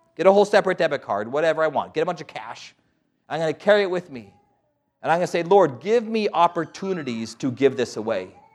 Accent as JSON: {"language": "English", "town": "Albuquerque", "region": "New Mexico", "country": "United States", "tie": "born or raised there", "said": "born and raised in Albuquerque, New Mexico."}